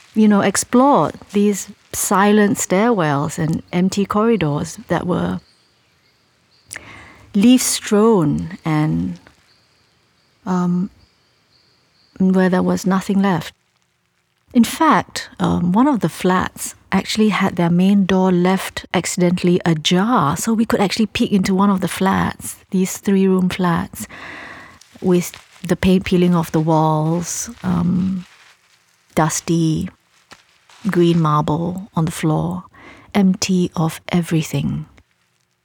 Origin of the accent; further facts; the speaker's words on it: Singapore; we live in an island city